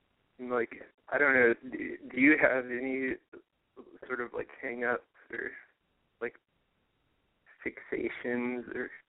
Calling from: Austin, Texas, United States; I live in Austin, Texas.

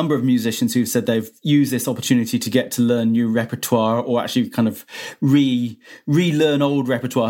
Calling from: Cheltenham, South West England, United Kingdom; I'm calling from Cheltenham.

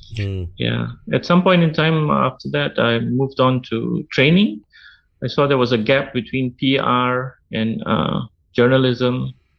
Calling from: Malaysia; I'm calling in from Malaysia. It's about 11 p.m. right now. I'm in a neighborhood where there are a lot of people who like to celebrate the festivals that happen here almost regularly every 2 or 3 months.

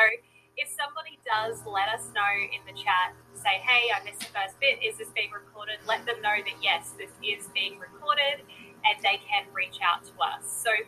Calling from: Greenville, South Carolina, United States; I'm tuning in from Greenville, South Carolina.

